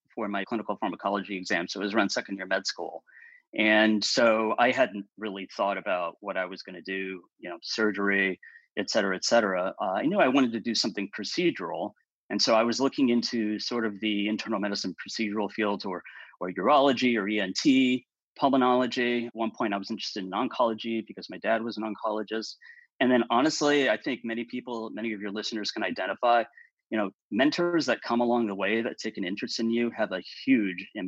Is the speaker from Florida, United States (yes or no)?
no; Chicago, Illinois, United States; now in Orange County, United States; I grew up in Chicago